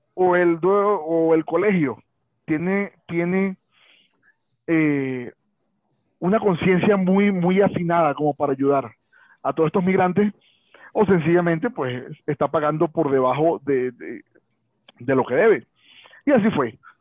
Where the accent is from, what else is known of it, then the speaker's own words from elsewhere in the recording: Caracas, Capital District, Venezuela; moved away as an adult; now in Bogotá, Colombia; Yo estoy actualmente en Bogotá, Colombia. Yo soy de Caracas